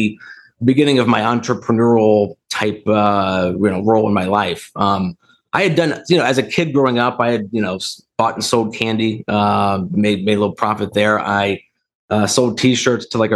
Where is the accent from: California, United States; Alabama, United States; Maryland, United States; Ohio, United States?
Ohio, United States; Dayton; also born or lived in Akron, Ohio; now in Columbus, United States; I grew up in Dayton, Ohio, lived there until I went to college